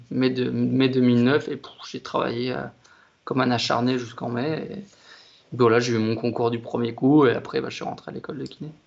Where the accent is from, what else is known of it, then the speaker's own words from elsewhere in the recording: Amancy, Auvergne-Rhône-Alpes, France; moved away as an adult; now in Besançon, France; j'ai grandi en Haute-Savoie déjà. Ouais. Euh, depuis tout petit, j'ai pas un petit village qui s'appelle Amancy, à côté de la Roche-sur-Foron